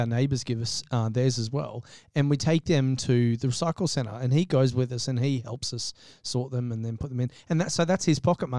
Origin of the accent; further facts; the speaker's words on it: Gold Coast, Queensland, Australia; The Gold Coast, you know, is, I mean, I've only ever lived here, but is absolutely my favourite place in the world to be. I literally couldn't imagine growing up anywhere else.